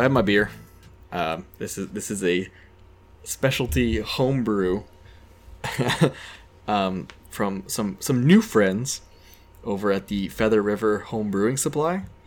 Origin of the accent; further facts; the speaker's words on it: Keene, New Hampshire, United States; I grew up in Keene